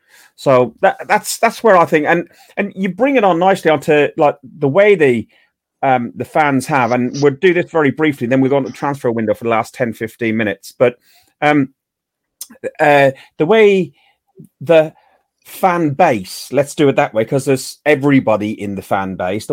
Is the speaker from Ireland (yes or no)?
yes; Ireland; I will follow England in a tournament, but I'm Irish. I will always support Ireland through and through.